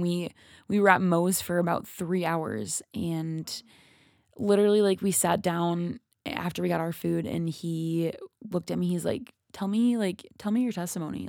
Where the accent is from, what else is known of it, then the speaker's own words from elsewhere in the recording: Minnesota, United States; I'm from Minnesota